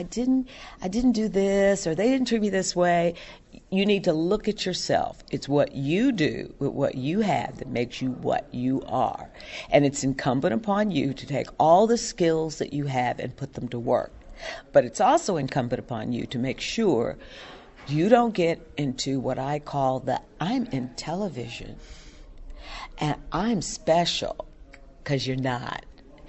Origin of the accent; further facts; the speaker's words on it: Louisville, Kentucky, United States; moved away as an adult; Because when I came here from Louisville, Kentucky, I knew no one.